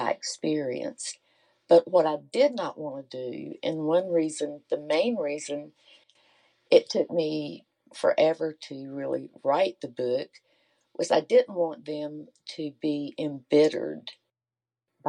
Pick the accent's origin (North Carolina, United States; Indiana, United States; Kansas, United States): North Carolina, United States; my childhood was like as an American Indian in the days of Jim Crow in North Carolina